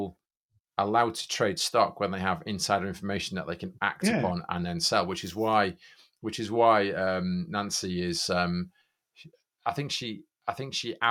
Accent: United Kingdom; I'm British.

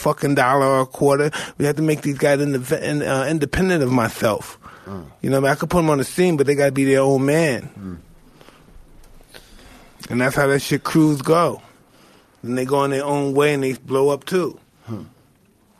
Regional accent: New York City, New York, United States; I'm from Brownsville.

